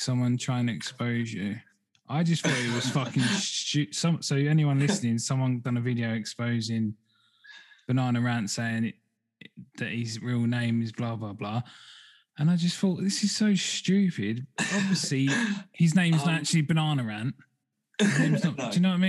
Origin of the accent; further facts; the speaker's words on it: England, United Kingdom; from England, rather than just ….